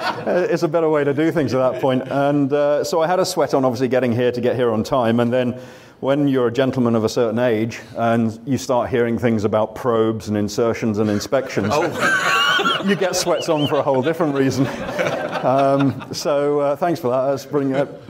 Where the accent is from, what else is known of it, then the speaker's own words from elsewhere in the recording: Weybridge, South East England, United Kingdom; moved away as an adult; also born or lived in San Francisco, United States; now in Duxford, United Kingdom; This is my hometown. So I'm a Weybridge lad born and bred. And so I now live, obviously, in Cambridge at Duxford.